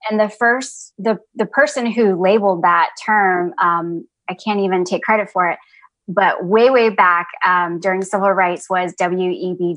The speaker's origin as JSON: {"language": "English", "town": "Atlanta", "region": "Georgia", "country": "United States", "tie": "born or raised there", "also_born_or_lived": "San Jose, California / Ohio", "moved": "as an adult", "lives_now": "North Carolina, United States", "said": "even though I was born in San Jose, California, I mostly grew up in Atlanta, Georgia."}